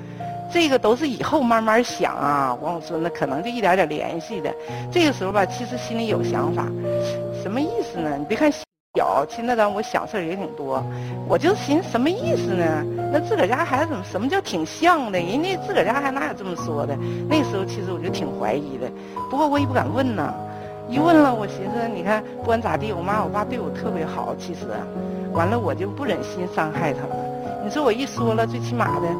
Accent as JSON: {"language": "Chinese", "town": "Mudanjiang", "region": "Heilongjiang", "country": "China", "said": "我是那个黑龙江牡丹江市的。"}